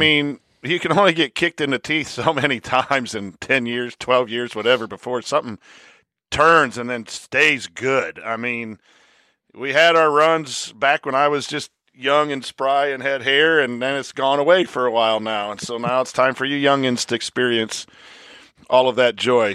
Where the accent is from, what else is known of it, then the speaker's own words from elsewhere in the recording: La Porte, Indiana, United States; I'm from Laporte